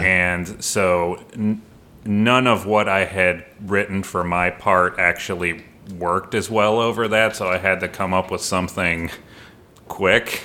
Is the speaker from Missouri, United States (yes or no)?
yes; St. Louis, Missouri, United States; moved away as an adult; also born or lived in Seattle; I was actually born in St. Louis.